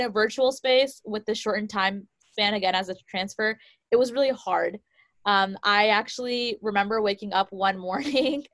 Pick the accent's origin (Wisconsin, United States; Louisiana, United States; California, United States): California, United States; Silicon Valley; born and raised in Silicon Valley